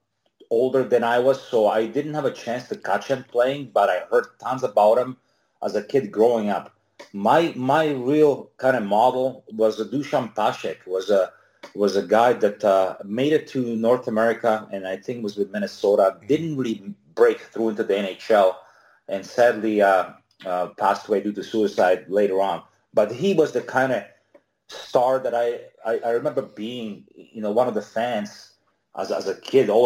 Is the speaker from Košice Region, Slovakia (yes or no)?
no; Nitra, Nitra Region, Slovakia; moved away as an adult; also born or lived in Bratislava, Slovakia; now in Canada; I was born in Nitra, which is about 80 kilometers, would be about 50 miles from Bratislava. My mom was a leading lady in a theater in Nitra, and we lived there till I was about probably 11 or 11.